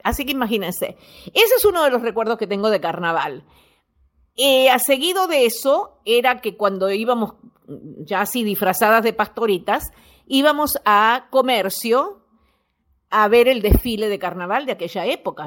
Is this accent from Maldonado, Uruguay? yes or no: no; Montevideo, Uruguay; moved away; Yo me fui de acá, de, de Uruguay, nací en Uruguay, nací en Montevideo, nací en La Unión